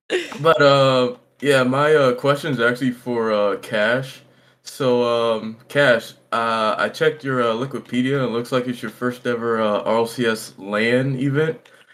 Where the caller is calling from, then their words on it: Kansas City, Missouri, United States; I call from KC Mo.